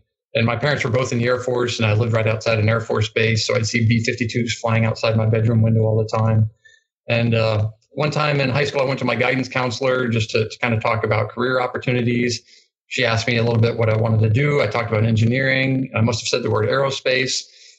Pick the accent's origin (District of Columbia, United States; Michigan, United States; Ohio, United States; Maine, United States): Maine, United States; northern; moved away as an adult; I grew up in Maine, northern Maine, way up north.